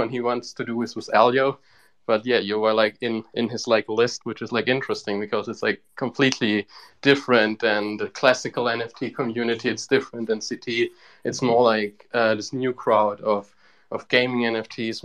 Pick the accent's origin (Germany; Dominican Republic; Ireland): Germany; Bavaria; I'm actually like from Bavaria.